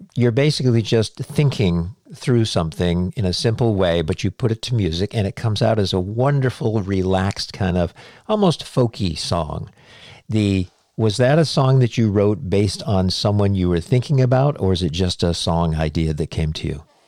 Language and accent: English; New England, United States; moved away; I'm from New England. I didn't move down here until 1990